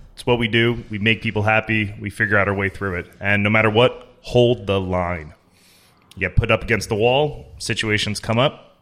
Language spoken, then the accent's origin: English; United States; I'm from the Jersey, New York area